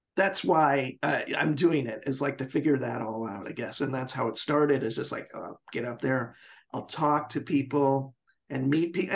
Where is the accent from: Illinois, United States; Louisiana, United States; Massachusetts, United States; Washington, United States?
Washington, United States; Seattle; moved away as an adult; now in Portland, United States; I'm from Seattle. I lived in Seattle for mm-hmm. 30 years. I moved here like three years ago